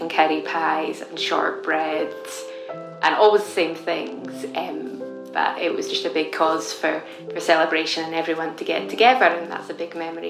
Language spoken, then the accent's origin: English; the Highlands, Scotland, United Kingdom; I grew up in the Highlands in a crofting community, and my grandparents had a croft